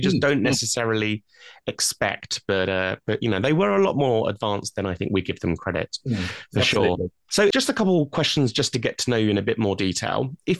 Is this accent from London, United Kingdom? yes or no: yes; London-Surrey border, United Kingdom; I also grew up in quite a historic part of the UK. I grew up on the London-Surrey border, and the house I lived in as a child basically overlooked Nonsuch Park